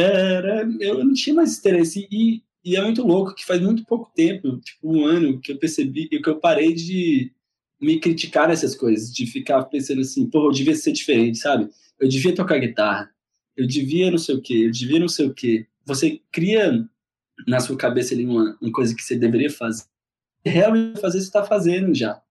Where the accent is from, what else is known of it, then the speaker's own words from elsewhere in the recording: Fortaleza, Ceará, Brazil; moved away as an adult; now in São Paulo, Brazil; Em 2007 mudei para São Paulo, sou de Fortaleza